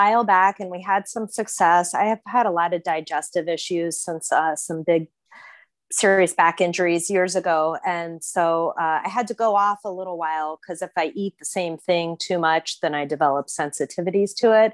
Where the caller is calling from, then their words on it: Fort Lauderdale, Florida, United States; I'm calling from Fort Lauderdale, Florida